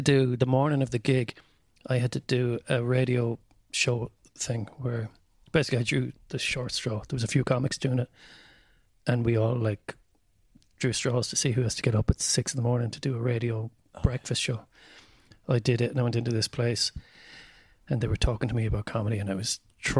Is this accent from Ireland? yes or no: yes; County Mayo, Ireland; I was like, I'm from Mayo.